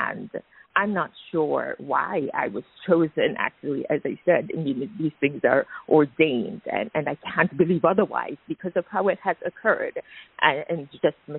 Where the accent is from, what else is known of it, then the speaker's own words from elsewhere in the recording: Jamaica; moved away as an adult; also born or lived in United States; I was born in Jamaica. I think I alluded to that earlier, and I grew up there, but I trained, as you stated, in the U.S.